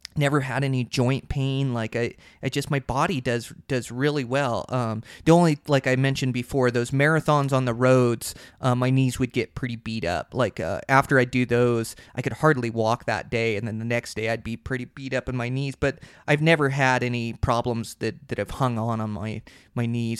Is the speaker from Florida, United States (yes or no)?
no; Montana, United States; here in my home state of Montana